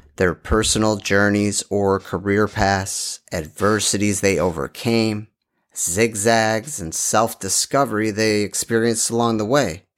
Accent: Dearborn, Michigan, United States; also born or lived in North Shore, Chicago, Illinois; now in Chicago area, United States; I am originally from Dearborn, Michigan

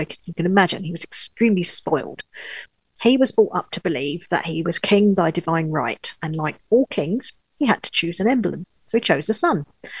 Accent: London, United Kingdom; moved away as an adult; now in Pas-de-Calais, France; I'm a Brit, born in London, but now living in the glorious countryside of the Pas-de-Calais in northern France.

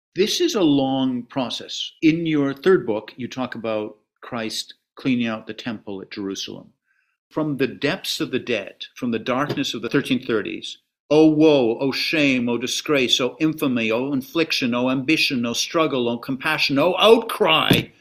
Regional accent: Canada; As a Canadian

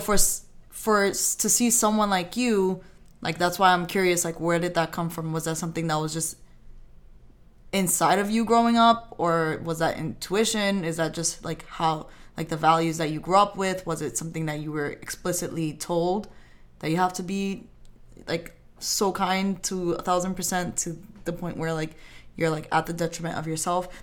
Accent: New York, United States; I grew up in New York

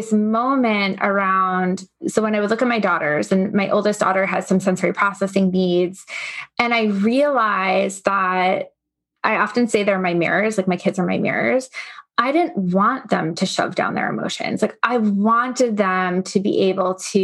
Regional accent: Long Island, New York, United States; I grew up on Long Island

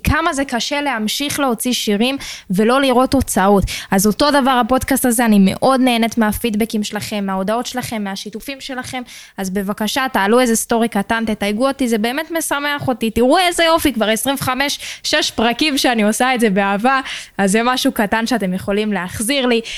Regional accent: Israel; בתור ישראלים

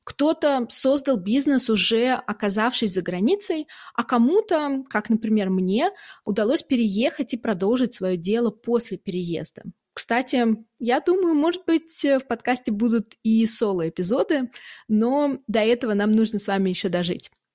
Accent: Saint Petersburg, Russia; now in Germany; Сама я из Петербурга, а сейчас живу в Германии

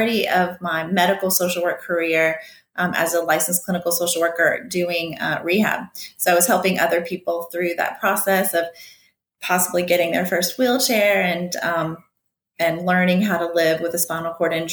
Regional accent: Baton Rouge, Louisiana, United States; I'm from Baton Rouge, Louisiana

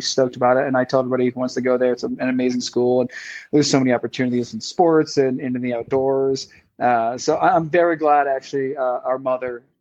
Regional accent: New England, United States; moved away as an adult; now in Lake Tahoe, United States; growing up in New England

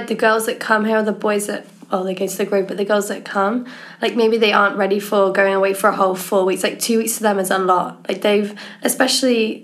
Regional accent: England, United Kingdom; I'm from England

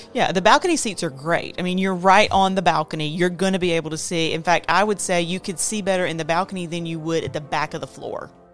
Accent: the South, United States; I grew up in the South

